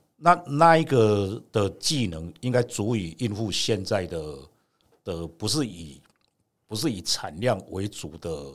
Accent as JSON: {"language": "Chinese", "town": "Gongliao", "region": "New Taipei", "country": "Taiwan", "tie": "born or raised there", "said": "我们就是生在这边，长在这边"}